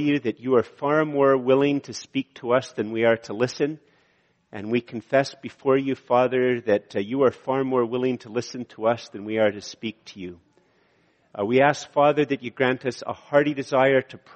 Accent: Canada; I'm a Canadian

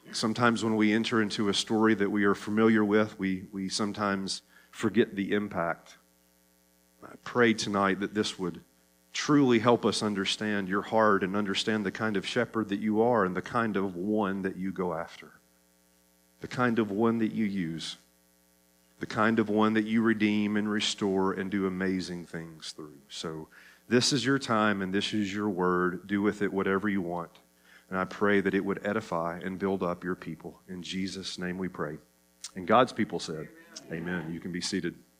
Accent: Tennessee, United States; accent: Tennessee; my Tennessee accent

